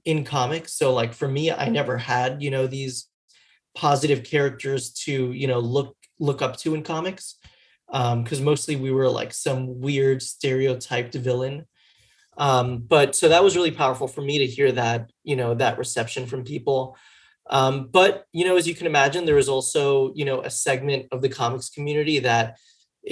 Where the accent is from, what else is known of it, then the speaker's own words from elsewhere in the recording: Miami, Florida, United States; now in New York, United States; I grew up in Miami